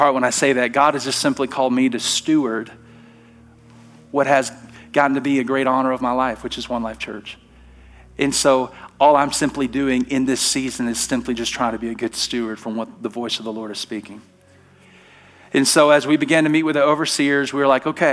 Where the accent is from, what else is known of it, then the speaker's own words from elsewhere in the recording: Alabama, United States; now in Treasure Valley, United States; I'm from Alabama